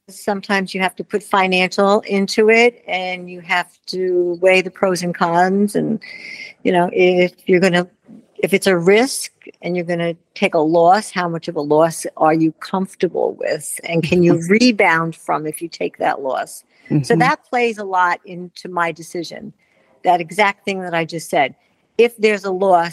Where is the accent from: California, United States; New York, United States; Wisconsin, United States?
New York, United States; moved away as an adult; now in Wellington, United States; I'm a New Yorker